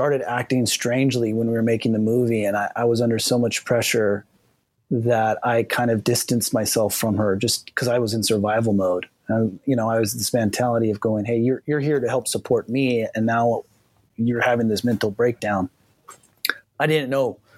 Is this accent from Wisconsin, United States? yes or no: no; Kona, Hawaii, United States; also born or lived in Lausanne, Switzerland / Hilo, Hawaii; I was born in Lausanne, Switzerland, and we moved to the Big Island of Hawaii when I was 3 years old, first to Hilo and then to Kona.